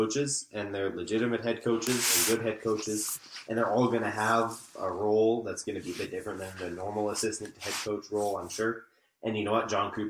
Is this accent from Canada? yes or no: yes; Canada; because we're Canadian, we follow Canadian news